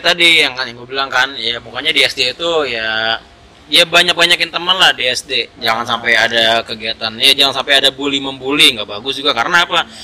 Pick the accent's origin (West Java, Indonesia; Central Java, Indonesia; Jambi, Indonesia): West Java, Indonesia; Bekasi; also born or lived in Jakarta; gua lahir di Jakarta, tapi gede di Bekasi.